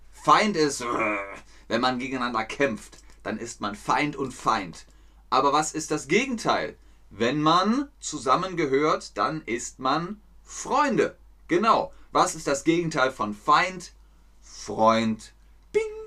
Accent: Cologne, North Rhine-Westphalia, Germany; ich bin in Köln geboren, also bin ich Ubier

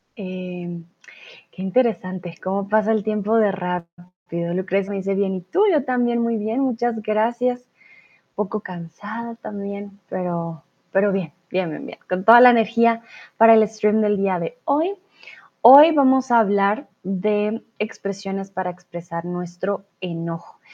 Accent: Colombia; now in Germany; Soy de Colombia. Comúnmente vivo en Alemania, pero ahora estoy aquí en el lindo México

